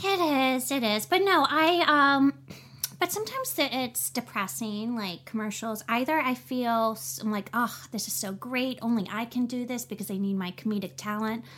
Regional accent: New Orleans, Louisiana, United States; now in Los Angeles, United States; I'm from New Orleans

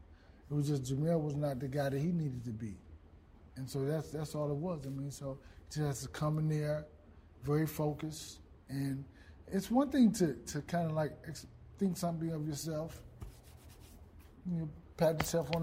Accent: Dallas, Texas, United States; I grew up in the Boys and Girls Club, Oak Cliff Boys and Girls Club.

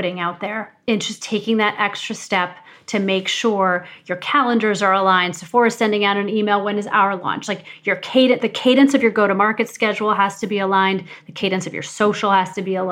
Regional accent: Missouri, United States; moved away as an adult; also born or lived in Ohio; I grew up in Missouri. I'm not from New York

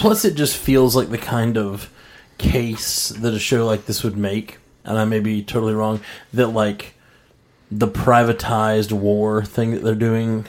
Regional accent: Birmingham, Alabama, United States; I'm the one from Birmingham, Alabama that does music

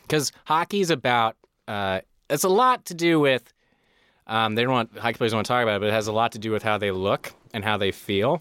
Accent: Chicago, Illinois, United States; moved away; also born or lived in Colorado; I grew up in Chicago, and I moved to Colorado when they got a hockey team

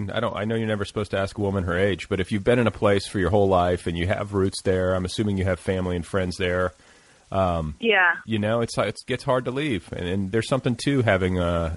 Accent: Indiana, United States; I grew up in Indiana

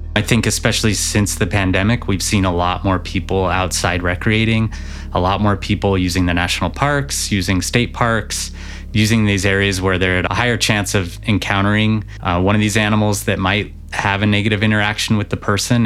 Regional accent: Montana, United States; I'm from Montana. I grew up in Montana.

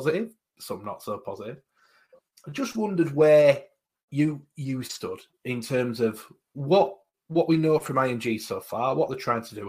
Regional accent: Halifax, Yorkshire and the Humber, United Kingdom; I'm from Halifax.

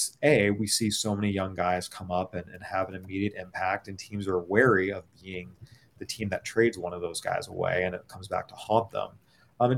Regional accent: San Diego, California, United States; I remember watching him with the Padres growing up in San Diego

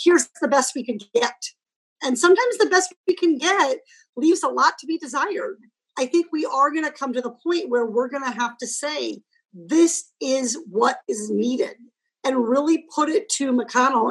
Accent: California, United States; as a Californian

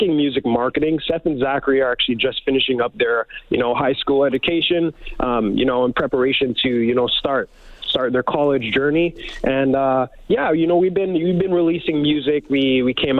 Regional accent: Leduc, Alberta, Canada; we grew up in Leduc, Alberta. Leduc, Alberta is our hometown

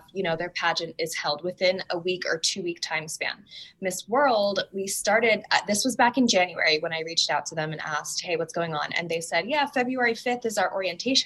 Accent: Puerto Rico; also born or lived in Maryland; now in Chicago, United States; I was born in Puerto Rico and I'm from there

